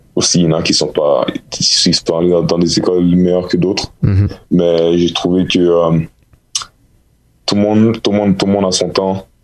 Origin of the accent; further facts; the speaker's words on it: Montreal, Quebec, Canada; je suis de Montréal